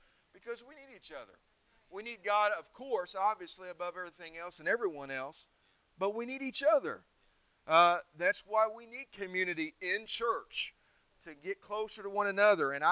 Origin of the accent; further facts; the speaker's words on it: Indiana, United States; moved away as an adult; also born or lived in Missouri; now in Erie, United States; When I grew up in Indiana, we got some warm, humid weather